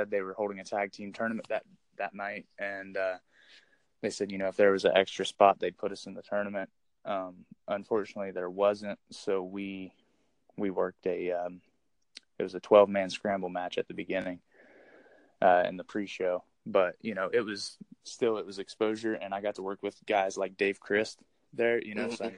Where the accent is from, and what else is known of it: Circleville, Ohio, United States